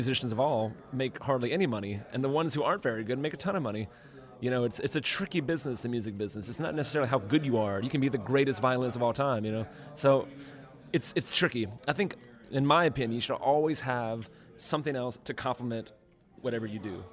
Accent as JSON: {"language": "English", "town": "Eunice", "region": "Louisiana", "country": "United States", "also_born_or_lived": "Baton Rouge, Louisiana / Lafayette, Louisiana", "moved": "yes", "said": "I'm from Baton Rouge. I'm from Eunice originally, but I went to school in Baton Rouge"}